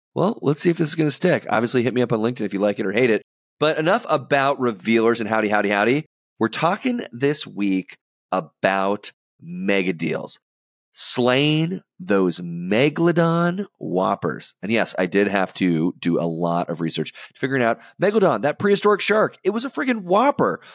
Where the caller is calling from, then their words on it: Boston, Massachusetts, United States; I'm calling in from Boston